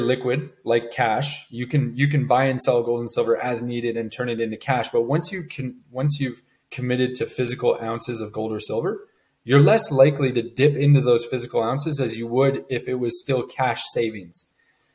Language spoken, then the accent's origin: English; Montreal, Quebec, Canada; moved away as an adult; now in Cayman Islands; I was born and raised in Montreal, Canada, so cold winters and all